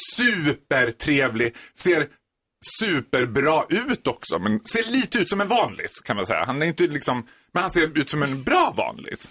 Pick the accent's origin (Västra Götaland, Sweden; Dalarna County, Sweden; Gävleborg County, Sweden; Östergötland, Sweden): Dalarna County, Sweden; Borlänge; moved away; Jag är född och uppvuxen i Borlänge